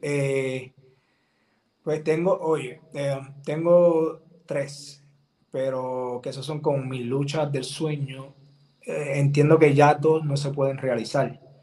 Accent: Puerto Rico; vengo de Puerto Rico

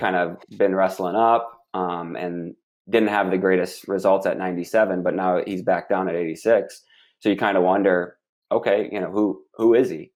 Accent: Michigan, United States; I'm from Michigan

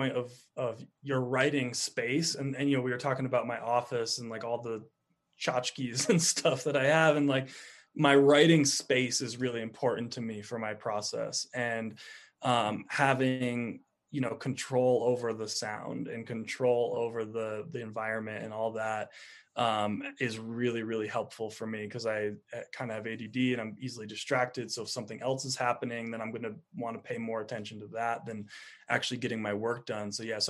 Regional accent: East Coast, United States; And when you're in something like the desert after growing up on the East Coast, it's like just mind blowing sometimes.

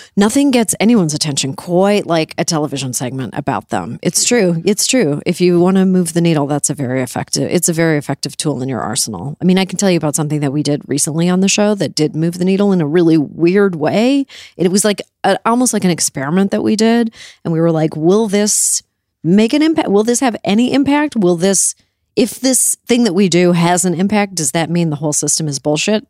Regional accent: Canada; now in United States; I grew up in Canada

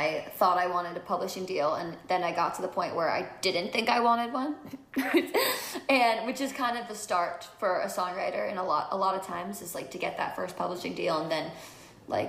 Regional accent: New Jersey, United States; now in Los Angeles, United States; I grew up in New Jersey, so 45 minutes from the city

